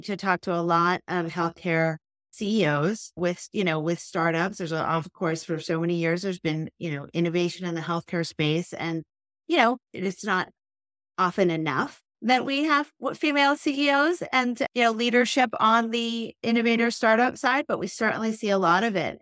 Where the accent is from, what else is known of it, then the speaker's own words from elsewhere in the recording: New York, United States; we grew up in New York and we went to Spence